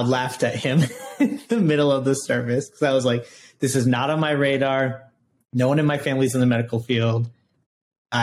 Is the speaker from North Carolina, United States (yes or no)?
no; Rockford, Illinois, United States; I grew up in Rockford, Illinois.